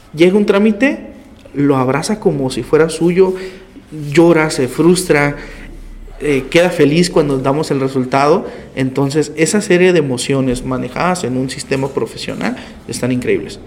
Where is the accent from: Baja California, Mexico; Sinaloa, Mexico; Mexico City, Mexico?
Baja California, Mexico; Tijuana; yo nací aquí en Tijuana, nací en el Hospital General, un 8 de enero del 96